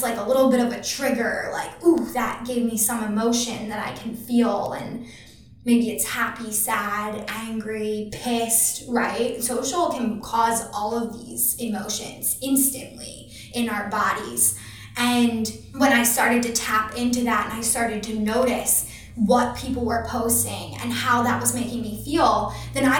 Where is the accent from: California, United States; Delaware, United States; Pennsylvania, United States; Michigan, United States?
Pennsylvania, United States; Philadelphia; I'm from Philly